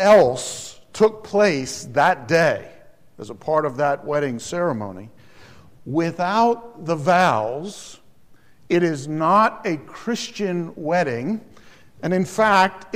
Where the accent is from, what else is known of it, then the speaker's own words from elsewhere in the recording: Alamance County, North Carolina, United States; I'm from Alamance County, North Carolina, a rural county.